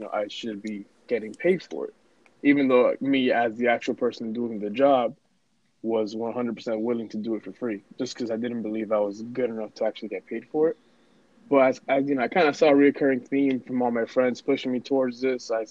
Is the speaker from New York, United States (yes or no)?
yes; New York City, New York, United States; English is a second language; moved away; also born or lived in Dominican Republic / Lawrence, Massachusetts / Methuen, Massachusetts; Born and raised Bronx, New York